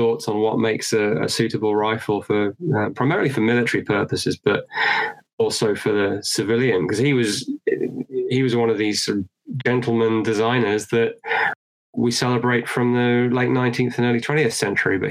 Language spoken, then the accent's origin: English; United Kingdom; I'm British